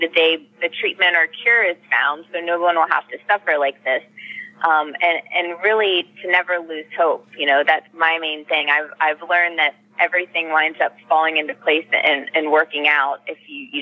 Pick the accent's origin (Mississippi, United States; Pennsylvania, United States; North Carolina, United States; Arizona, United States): Pennsylvania, United States; moved away as an adult; also born or lived in Sacramento area, California; now in Sacramento, United States; we were both born and raised in Pennsylvania